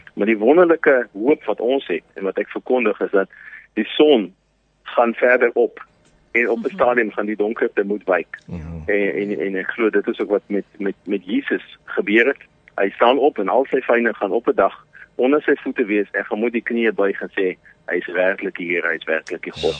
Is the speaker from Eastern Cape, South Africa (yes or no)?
no; Paarl, Western Cape, South Africa; moved away as an adult; now in Vinnytsia, Ukraine; ek het in die Parel groot geword